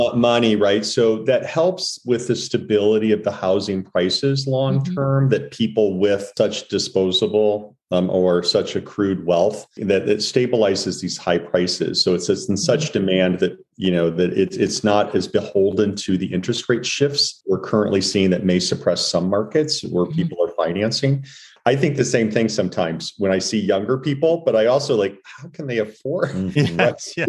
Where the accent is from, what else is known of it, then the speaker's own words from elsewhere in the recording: St. Louis, Missouri, United States; also born or lived in San Francisco / New York; now in Santa Barbara, United States; I'm from Missouri